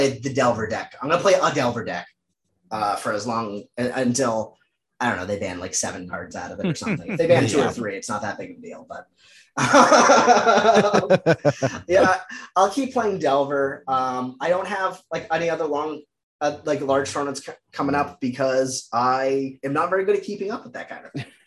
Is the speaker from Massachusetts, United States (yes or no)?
yes; Dedham, Massachusetts, United States; also born or lived in Dorchester, Boston; now in Boston, United States; I'm from Dedham originally, just south of the legal limits of the city of Boston